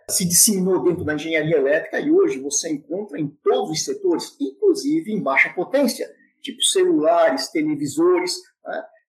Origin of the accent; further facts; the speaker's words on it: São Paulo, Brazil; sou natural da cidade de São Paulo, São Paulo